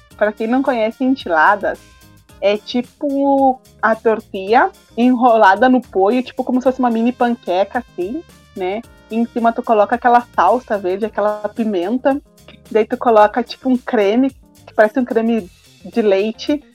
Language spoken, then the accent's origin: Portuguese; Brazil; sou do Brasil